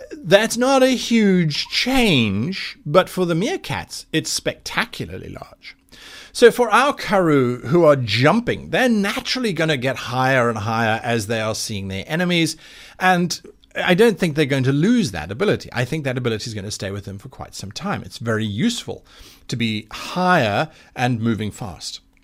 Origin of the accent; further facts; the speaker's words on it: South Africa; the Kalahari Desert in my home country of South Africa